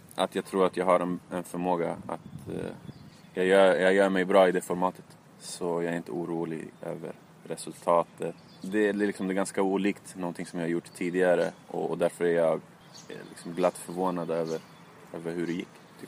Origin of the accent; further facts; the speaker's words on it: Stockholm, Stockholm County, Sweden; jag var från Tensta